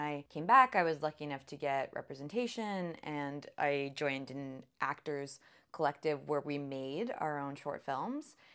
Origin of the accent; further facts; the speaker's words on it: Sarnia, Ontario, Canada; I grew up in Sarnia, Ontario. We moved around a lot before I turned, I think, eight.